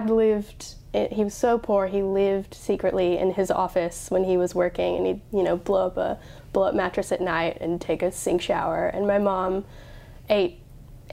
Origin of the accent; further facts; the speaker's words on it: Colorado, United States; moved away as an adult; now in Sydney, Australia; I grew up in Colorado